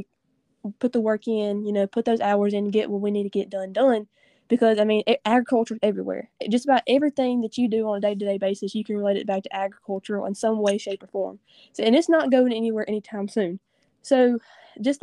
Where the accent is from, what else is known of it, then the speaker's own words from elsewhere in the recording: Northeast Louisiana, United States; I am in from North Louisiana.